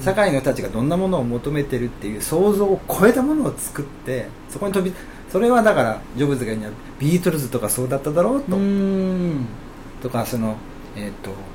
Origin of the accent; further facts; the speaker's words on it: Okayama, Japan; moved away as an adult; also born or lived in Tokyo; 生まれはあの岡山市の国富あのね三沢山のふもと、